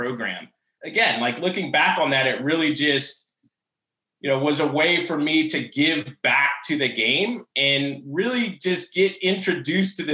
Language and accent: English; New Orleans, Louisiana, United States; to have grown up in New Orleans